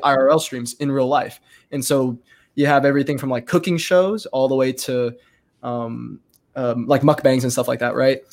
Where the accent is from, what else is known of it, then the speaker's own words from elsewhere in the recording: Texas, United States; in our county, um, in my hometown here.